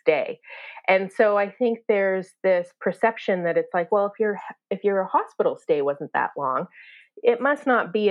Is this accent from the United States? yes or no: no; Canada; accent: Canadian; also born or lived in Toronto; I'm Canadian